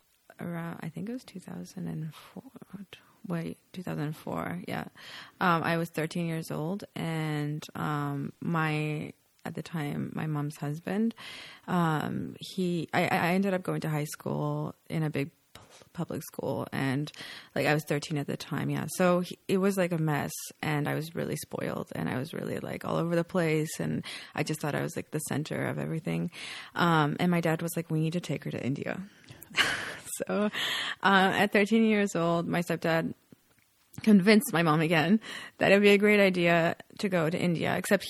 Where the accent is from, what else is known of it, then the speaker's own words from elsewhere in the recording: Vancouver, British Columbia, Canada; first language Polish; English is a second language; moved away as an adult; also born or lived in Rome, Italy / Toronto, Canada / Czech Republic; now in Poland; I grew up, my whole life was pretty much, in Vancouver